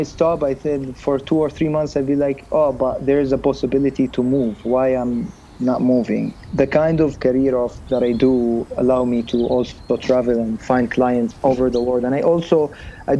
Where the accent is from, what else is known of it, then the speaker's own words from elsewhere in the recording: Jordan; moved away as an adult; also born or lived in United States; I'm from the Middle East, so not a lot of people know about my country